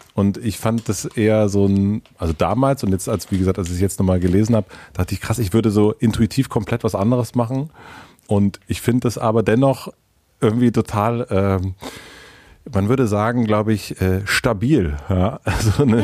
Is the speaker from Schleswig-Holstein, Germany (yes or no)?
no; southern Brandenburg, Germany; ich bin in Süden Brandenburgs aufgewachsen